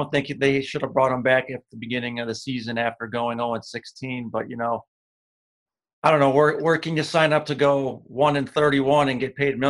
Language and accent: English; Cleveland, Ohio, United States; Just born and bred in Cleveland here, and it's just a way of life here in Ohio.